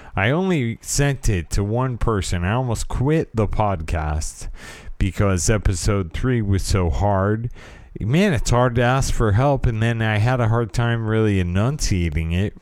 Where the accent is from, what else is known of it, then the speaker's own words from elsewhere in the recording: California, United States; I am from California and I was raised in the eighties